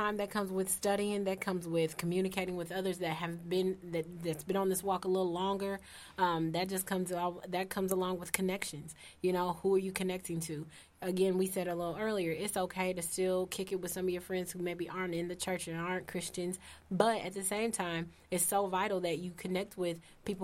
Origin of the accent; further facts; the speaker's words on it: Indianapolis, Indiana, United States; I'm from Hallville. If you don't know where that is, it's a rough neighborhood in Indianapolis